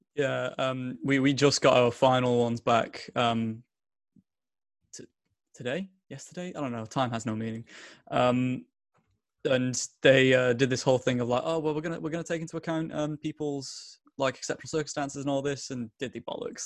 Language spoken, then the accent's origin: English; Bolton, North West England, United Kingdom; I'm from a tiny little town in the borough of Bolton.